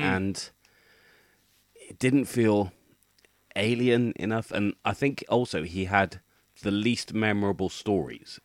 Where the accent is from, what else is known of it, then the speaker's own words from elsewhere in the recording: United Kingdom; as a British person